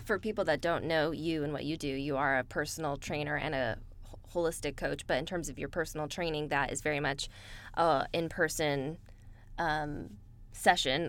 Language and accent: English; Bay Area, California, United States; moved away as an adult; I spent most of my life in the Bay Area